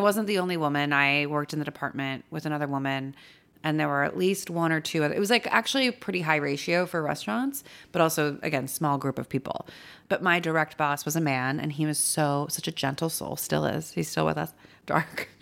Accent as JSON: {"language": "English", "town": "Los Angeles", "region": "California", "country": "United States", "tie": "born or raised there", "also_born_or_lived": "San Francisco", "moved": "as an adult", "lives_now": "New York, United States"}